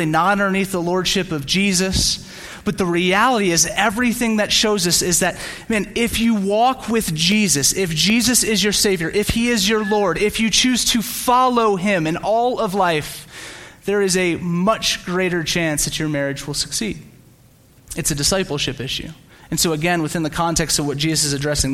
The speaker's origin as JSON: {"language": "English", "town": "Slidell", "region": "Louisiana", "country": "United States", "tie": "born or raised there", "also_born_or_lived": "San Diego, California", "moved": "yes", "said": "I grew up in Slidell, Louisiana, which is a small town just outside New Orleans."}